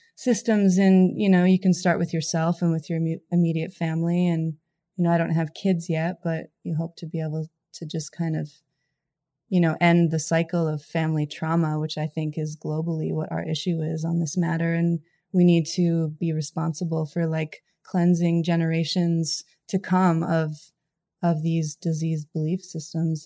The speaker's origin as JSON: {"language": "English", "town": "Fernie", "region": "British Columbia", "country": "Canada", "tie": "born or raised there", "moved": "yes", "lives_now": "California, United States", "said": "I'm from Canada. My hometown, Fernie, is where my my mom is"}